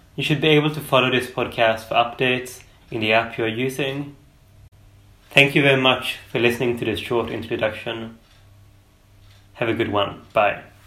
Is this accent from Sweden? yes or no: yes; Sweden; I'm from Sweden